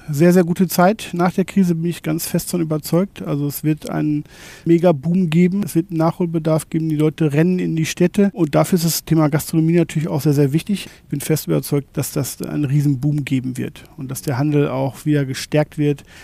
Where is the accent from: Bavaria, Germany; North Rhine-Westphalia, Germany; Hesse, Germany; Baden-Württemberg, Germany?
North Rhine-Westphalia, Germany; Bin aufgewachsen in Nordrhein-Westfalen. Meine Eltern hatten damals einen kleinen Herrenausstatter und so bin ich quasi von der Pike auf mit dem mit der Branche aufgewachsen